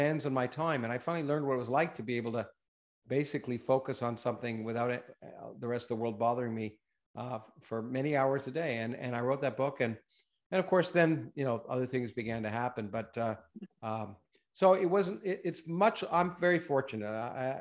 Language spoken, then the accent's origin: English; Canada; moved away; also born or lived in United States / Australia; I didn't expect to ever move back to Canada. I've been in the States for 45 years